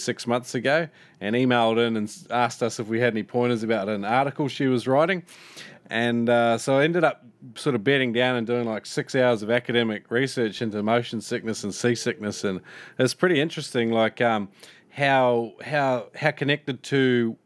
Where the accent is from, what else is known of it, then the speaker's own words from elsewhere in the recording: New Zealand; I'm from New Zealand as well